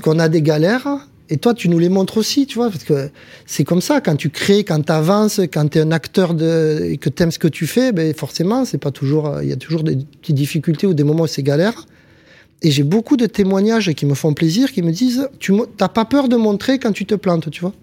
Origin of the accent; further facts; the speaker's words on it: Montpellier, Occitania, France; also born or lived in Béziers / Casablanca; chez nous, à Montpellier